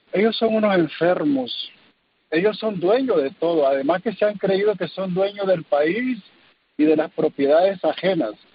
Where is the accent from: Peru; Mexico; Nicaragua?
Nicaragua; moved away as an adult; now in California, United States; dar a conocer el sufrimiento de mi pueblo y en particular de mis hermanos en el sacerdocio